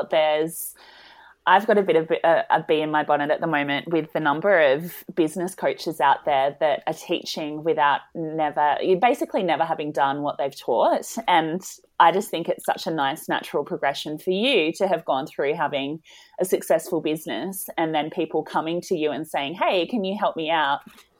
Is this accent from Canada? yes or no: no; Tasmania, Australia; I'm from Tassie.